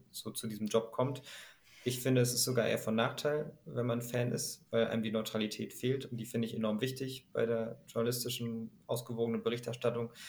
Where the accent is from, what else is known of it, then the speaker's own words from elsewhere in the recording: Berlin, Germany; Ähm, ich bin gebürtiger Berliner, ähm, habe deswegen den HSV immer außer Distanz aber schon verfolgt.